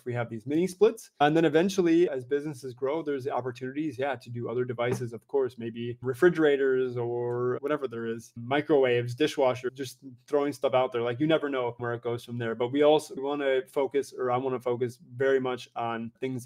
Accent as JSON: {"language": "English", "country": "United States", "moved": "as an adult", "lives_now": "Europe", "said": "I currently reside, though I am an American citizen, in Europe"}